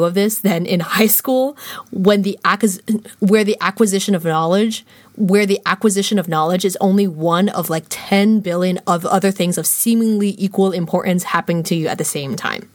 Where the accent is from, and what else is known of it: United States; first language English